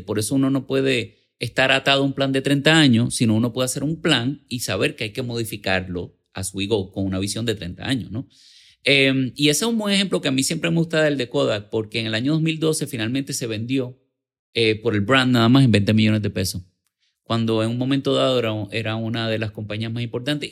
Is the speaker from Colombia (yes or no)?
no; San Juan, Puerto Rico; Yo nací en Santurce.